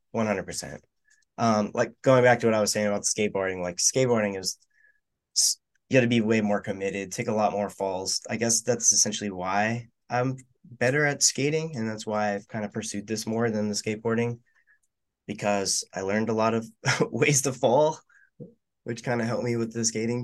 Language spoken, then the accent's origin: English; West Palm Beach, Florida, United States; I'm from West Palm Beach, Florida.